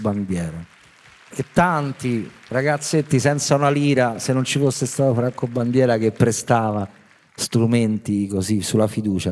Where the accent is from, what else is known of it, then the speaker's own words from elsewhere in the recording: Rome, Lazio, Italy; noi, diciamo, romani fortunati